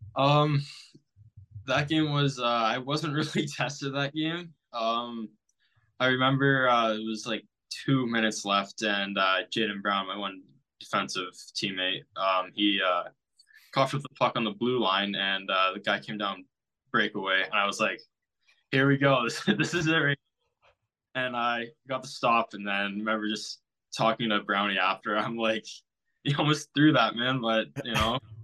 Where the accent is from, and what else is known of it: Amherstburg, Ontario, Canada; born or raised there